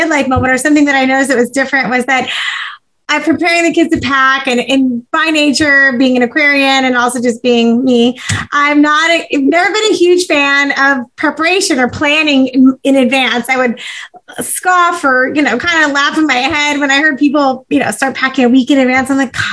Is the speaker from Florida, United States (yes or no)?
no; California, United States; growing up in California